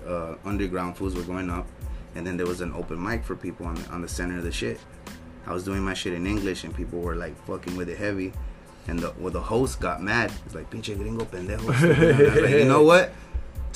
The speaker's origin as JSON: {"language": "English", "country": "United States", "said": "I'm American"}